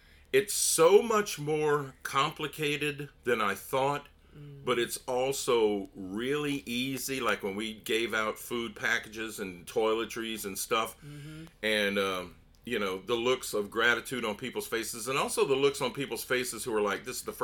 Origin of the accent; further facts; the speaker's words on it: Gonzales, Louisiana, United States; moved away as an adult; now in Metairie, United States; I'm from Gonzales